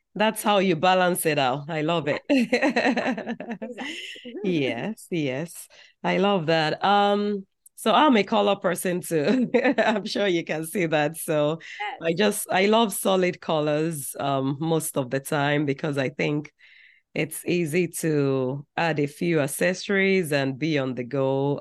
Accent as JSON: {"language": "English", "country": "Nigeria", "tie": "born or raised there", "said": "growing up in Nigeria"}